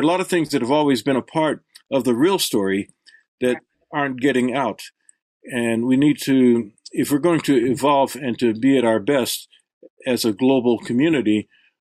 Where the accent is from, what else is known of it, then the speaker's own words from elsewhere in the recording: El Paso, Texas, United States; I grew up in El Paso, Texas